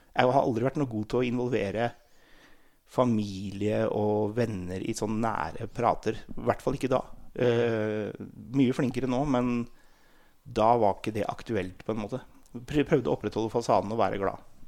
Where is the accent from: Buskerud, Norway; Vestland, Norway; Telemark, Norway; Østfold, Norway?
Buskerud, Norway; Sætre; jeg kommer fra Seter i Hurum, eller Hurumlandet som det heter, som er rett utenfor Oslo. Jeg er født og oppvokst